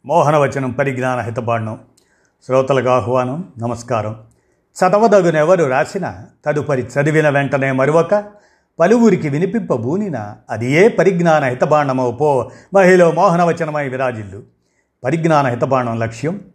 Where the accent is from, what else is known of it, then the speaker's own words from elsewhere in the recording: Hooghly, West Bengal, India; also born or lived in Narasaraopet / Tenali; మా స్వస్థలం గుంటూరు జిల్లా తెనాలి నరసరావుపేటలో పుట్టాను నా చదువంతా హుగ్గిలీలో కొనసాగింది